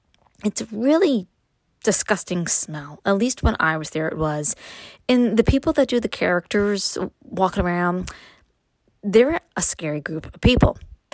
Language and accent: English; New York City, New York, United States; moved away as an adult; now in upstate New York, United States; I was born and raised in Brooklyn, and my husband was born and raised in upstate New York